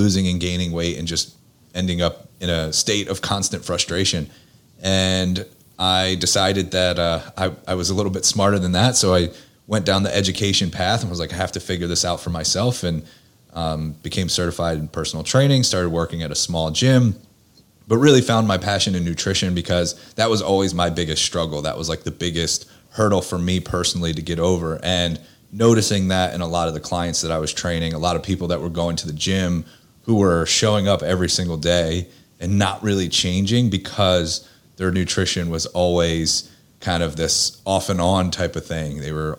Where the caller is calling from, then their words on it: Pennsylvania, United States; I am located just outside of Philadelphia, about 30 minutes outside of the city.